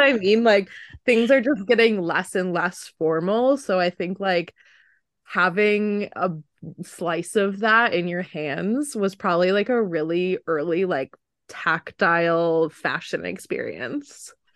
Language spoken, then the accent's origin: English; Wisconsin, United States; moved away; growing up in Wisconsin